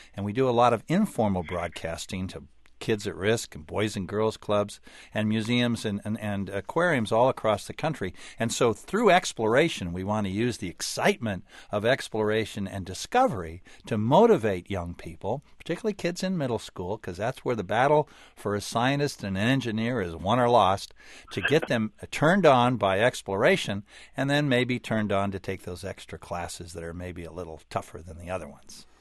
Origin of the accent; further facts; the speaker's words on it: California, United States; I grew up in California